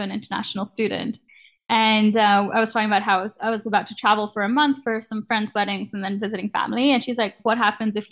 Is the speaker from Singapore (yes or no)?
no; Kenya; moved away as an adult; now in Canada; growing up in Kenya